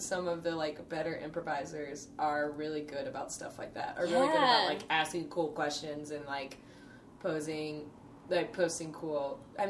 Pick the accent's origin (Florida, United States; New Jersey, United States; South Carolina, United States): South Carolina, United States; Lancaster; moved away; Lancaster's got, like, a couple people as well, my hometown.